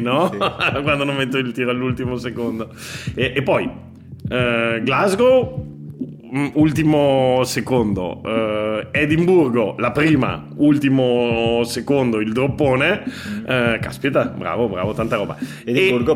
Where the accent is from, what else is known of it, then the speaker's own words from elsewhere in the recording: Veneto, Italy; moved away as an adult; also born or lived in Turin, Piedmont / Lithuania; now in Catalonia, Spain; io sono nato a Torino da famiglia piemontese, eh, culturalmente è vero che mi sento mo- molto veneto perché sono cresciuto in Veneto da, da, dai 7 ai 20 e qualcosa